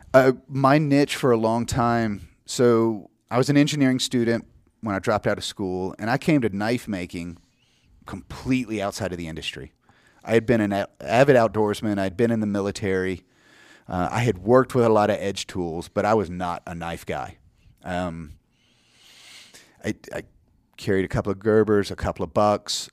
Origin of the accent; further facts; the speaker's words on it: Georgia, United States; now in South Carolina, United States; I grew up in Georgia. I live in South Carolina now in the, the Highlands.